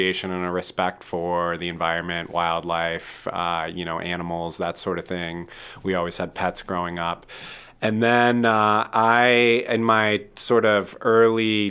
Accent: Midwest, United States; moved away as an adult; also born or lived in Boston; now in Portland, United States; I was raised in the Midwest

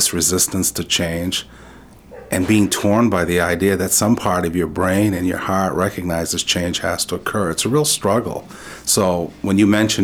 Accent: Lewiston, Maine, United States; first language French; English is a second language; growing up in Lewiston, family was central. This idea of bilingual community was core to who we were. I grew up in a Franco-American household, and English was seen as a secondary language. French is what we spoke at home.

